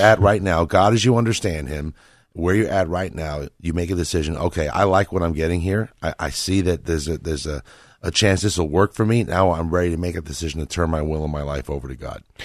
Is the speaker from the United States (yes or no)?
yes; Northeast, United States; I come from the Northeast